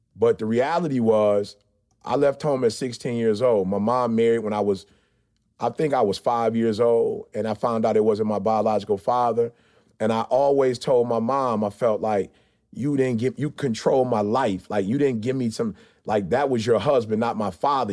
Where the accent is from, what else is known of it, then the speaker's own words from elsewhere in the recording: Detroit, Michigan, United States; I grew up in Motown